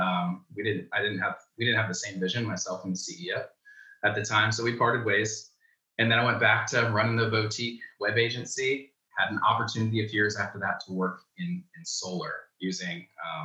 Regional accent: Florida, United States; also born or lived in Rome, New York; I moved down to Florida when I was like 4 or 5 years old.

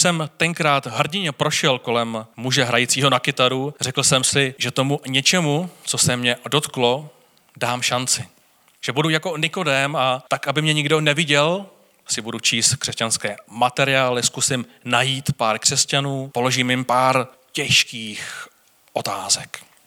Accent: Czechia; jako Češi máme strach

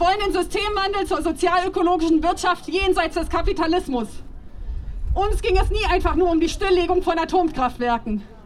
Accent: Japan; German is a second language; moved away as an adult; now in Germany; Ich bin Japanerin, die schon seit über 30 Jahren in Deutschland lebt

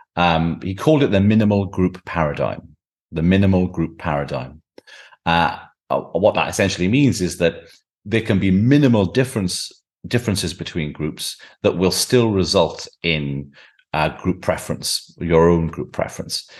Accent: Welsh Valleys, Wales, United Kingdom; I grew up in the Welsh Valleys

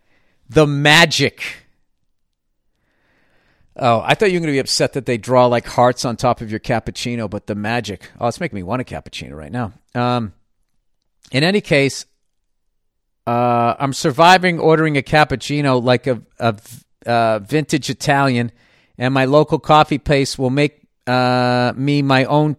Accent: Melbourne, Victoria, Australia; also born or lived in Paris, France; I have recently returned to my hometown of Melbourne, Australia, after living in Paris for 11 years.

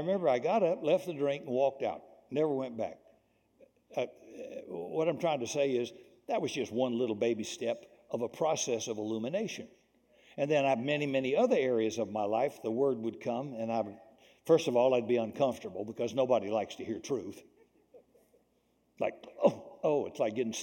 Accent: the South, United States; When I was raised in the South, racism and bigotry existed culturally there

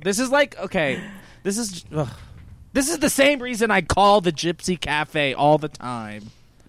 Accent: Cajun, Louisiana, United States; I'm Cajun.

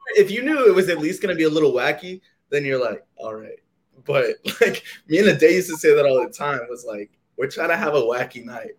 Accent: Austin, Texas, United States; Growing up in Austin

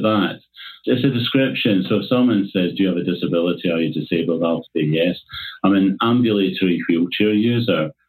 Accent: Glasgow, Scotland, United Kingdom; moved away as an adult; now in London, United Kingdom; I'm actually from Glasgow, Scotland. At the moment, I'm in London

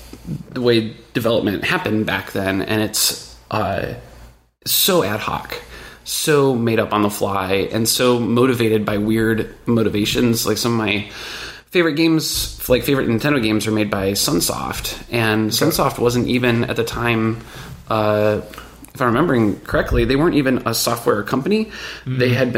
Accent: Michigan, United States; Rural Michigan.

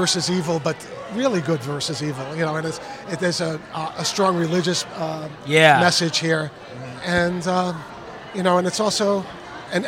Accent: New York City, New York, United States; now in Westchester, United States; I'm originally from the Bronx, but I live in Westchester, New York.

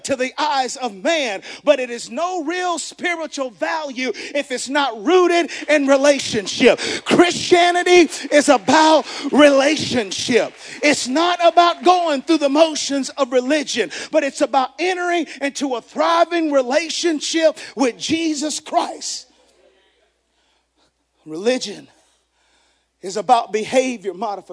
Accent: the South, United States; Growing up in the South, we coined this term that says Bible Belt

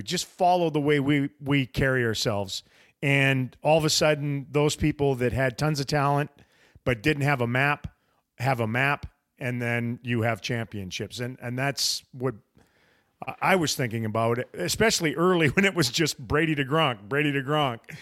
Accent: Canada; now in United States; As a Canadian slash American, 'cause I'm both now

